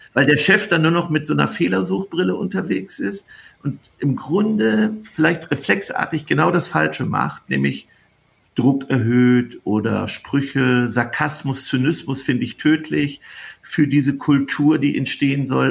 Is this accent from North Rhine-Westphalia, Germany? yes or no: yes; North Rhine-Westphalia, Germany; wir kommen ja hier aus Ostwestfalen